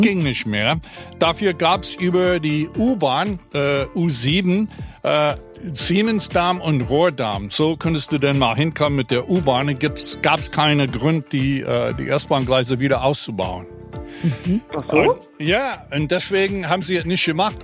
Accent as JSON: {"language": "German", "country": "United States", "moved": "yes", "lives_now": "Berlin, Germany"}